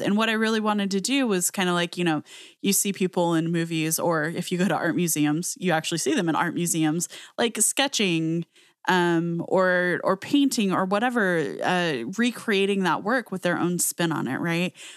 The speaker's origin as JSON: {"language": "English", "region": "Southwest US", "country": "United States", "tie": "born or raised there", "said": "I grew up in the Southwest U S"}